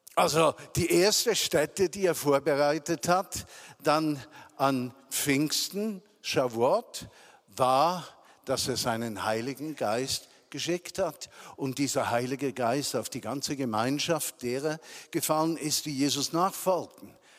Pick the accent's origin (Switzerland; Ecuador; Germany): Switzerland; accent: mix of Zürich German and Bernese German; also born or lived in Zürich; now in Bern, Switzerland; ein Gemisch von Zürich und Berndeutsch versteht, wie ich das normalerweise spreche